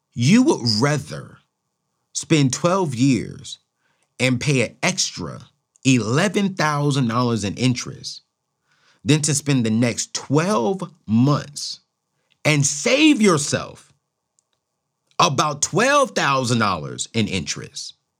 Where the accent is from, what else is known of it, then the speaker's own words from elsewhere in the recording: Oceanside, California, United States; growing up in Oceanside, California